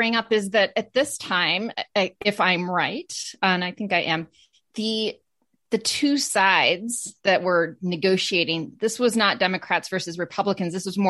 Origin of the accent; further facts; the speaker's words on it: Maine, United States; I grew up in Maine